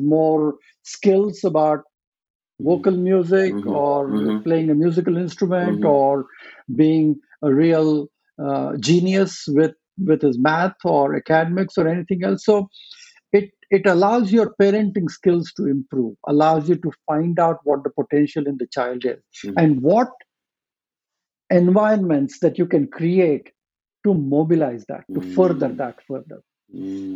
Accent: India; moved away; I was born and raised in India

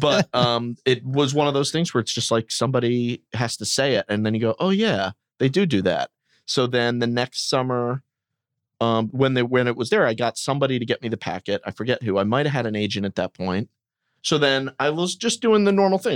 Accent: Wilmington, Delaware, United States; moved away as an adult; also born or lived in New York; I'm from Wilmington, Delaware

